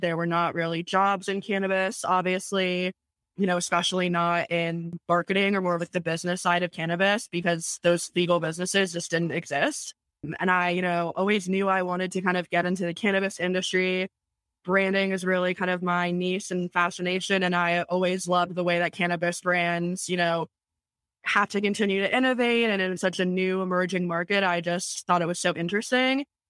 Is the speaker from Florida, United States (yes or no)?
yes; Tampa, Florida, United States; I was born and raised in Tampa, Florida